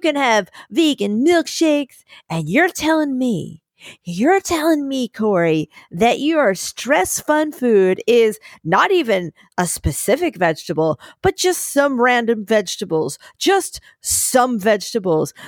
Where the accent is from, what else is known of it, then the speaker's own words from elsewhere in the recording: Philadelphia, Pennsylvania, United States; now in New York City, United States; as a Philadelphian